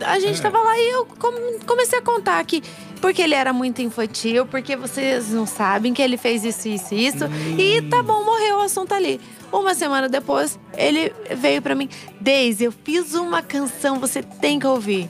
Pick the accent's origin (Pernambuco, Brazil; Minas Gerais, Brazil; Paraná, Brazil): Paraná, Brazil; Curitiba; also born or lived in Campo Grande, Mato Grosso do Sul; Curitibana. Sou de Curitiba. Morei um tempo em Campo Grande, mas voltei a Curitiba